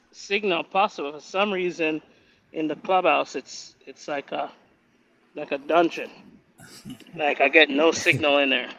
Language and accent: English; Jamaica; I'm from Jamaica.